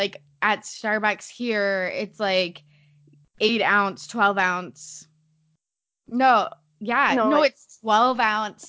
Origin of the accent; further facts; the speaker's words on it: Canada; growing up in Canada